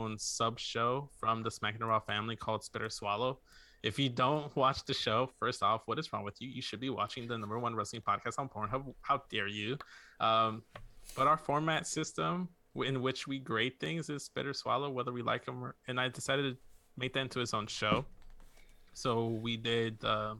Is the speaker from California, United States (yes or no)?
no; Chicago, Illinois, United States; born or raised there; also born or lived in Mexico